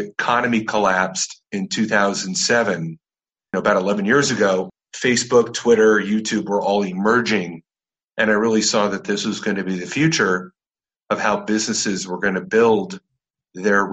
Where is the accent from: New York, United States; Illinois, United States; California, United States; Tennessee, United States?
California, United States; Orange County; I grew up in Orange County, California